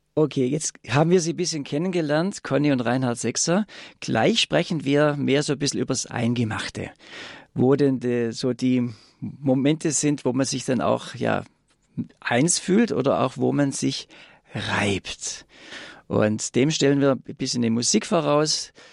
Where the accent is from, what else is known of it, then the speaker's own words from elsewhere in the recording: Swabia, Germany; accent: Swabian; ich komme aus Schwaben, wie man da natürlich an meiner Stimme hört